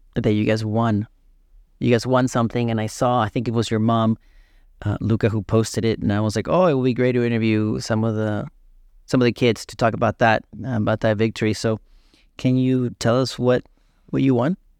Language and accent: English; Peru; I'm Peruvian, too